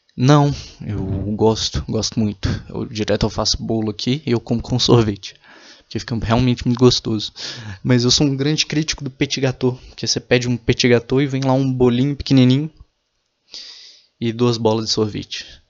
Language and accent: Portuguese; Minas Gerais, Brazil; Eu tenho orgulho de falar que eu sou mineiro